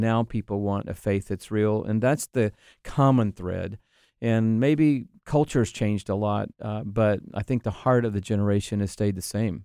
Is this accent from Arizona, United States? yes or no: no; Atlanta, Georgia, United States; also born or lived in Texas; I grew up in Atlanta, Georgia